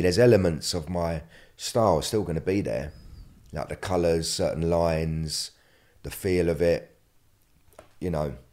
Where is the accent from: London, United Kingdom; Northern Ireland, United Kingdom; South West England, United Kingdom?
London, United Kingdom; I'm from London